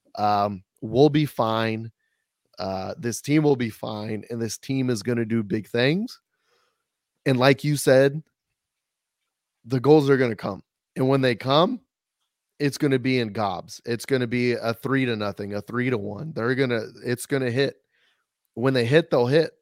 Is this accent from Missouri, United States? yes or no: yes; Missouri, United States; now in San Antonio, United States; I grew up in Missouri listening to them